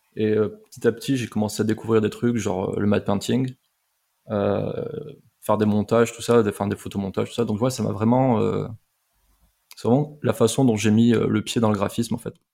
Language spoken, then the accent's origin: French; Montpellier, Occitania, France; je suis de Montpellier à la base. Et euh, comme c'était à Montpellier, je me suis dit, bah, c'est top, il y a une école de, ce que je veux faire, en fait, dans ma ville, quoi. Et c'était vraiment genre à 15 minutes à pied de chez moi